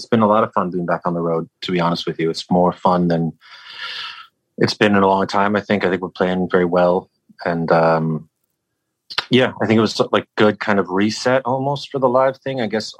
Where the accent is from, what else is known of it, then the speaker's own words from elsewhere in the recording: England, United Kingdom; born there; I think, you know, I was born in England.